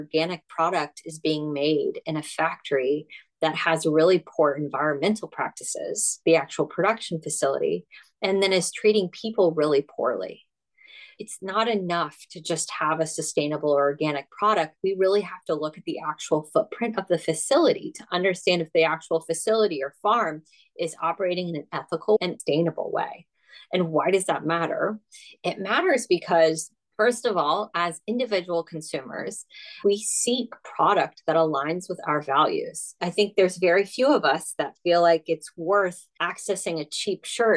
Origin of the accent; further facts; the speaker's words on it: United States; accent: American; I'm American